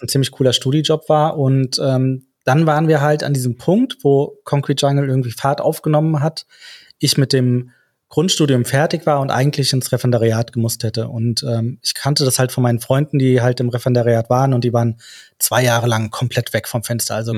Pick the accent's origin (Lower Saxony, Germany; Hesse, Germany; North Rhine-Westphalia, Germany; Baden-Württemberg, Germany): Hesse, Germany; Frankfurt; wir sind aus Frankfurt